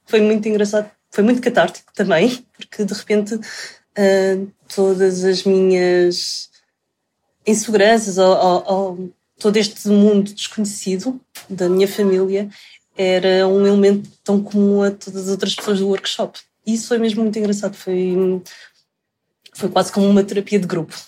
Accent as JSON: {"language": "Portuguese", "region": "Lisbon", "country": "Portugal", "tie": "born or raised there", "also_born_or_lived": "Macau", "said": "Eu nasci em Lisboa, sim."}